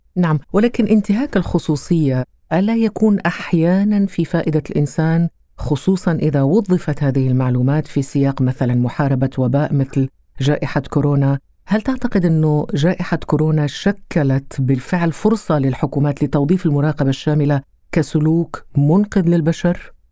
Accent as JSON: {"language": "Arabic", "country": "Qatar", "said": "عندنا في قطر"}